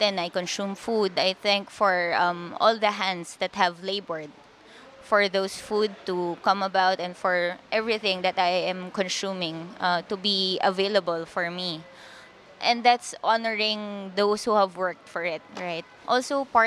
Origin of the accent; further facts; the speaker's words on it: Quezon City, Metro Manila, Philippines; also born or lived in Cordillera region; I was born in our land, in our community. But before I turned one, we transferred to the city. So I grew up in Quezon City. I had my elementary and high school education there